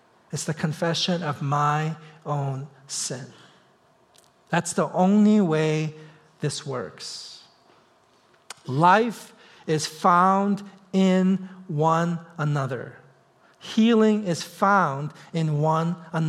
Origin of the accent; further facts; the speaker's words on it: East Coast, United States; moved away as an adult; now in Seattle, United States; I'm from the East Coast